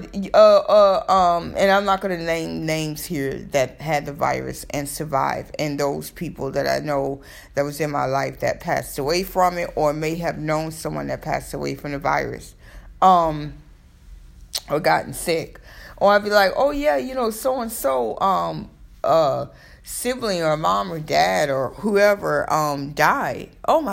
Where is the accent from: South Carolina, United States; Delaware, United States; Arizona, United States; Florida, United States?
Florida, United States; now in New York, United States; I'm from Florida